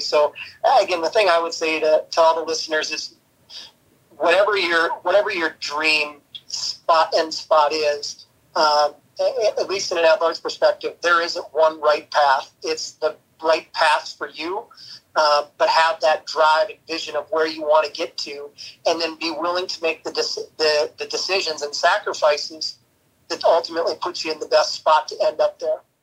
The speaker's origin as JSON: {"language": "English", "region": "Minnesota", "country": "United States", "tie": "born or raised there", "moved": "yes", "said": "growing up in Minnesota, I was a, a passionate Gopher fan."}